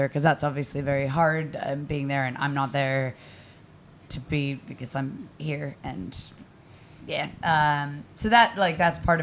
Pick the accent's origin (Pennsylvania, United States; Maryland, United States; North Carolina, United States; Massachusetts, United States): Massachusetts, United States; Boston; moved away as an adult; now in Glasgow, United Kingdom; I'm American, if anybody hadn't noticed, from Boston